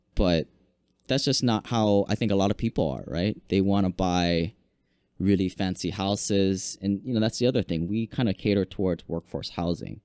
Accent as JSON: {"language": "English", "region": "Hawaii", "country": "United States", "tie": "born or raised there", "also_born_or_lived": "Washington", "said": "I grew up here in Hawaii, went to school, University of Washington, became an engineer"}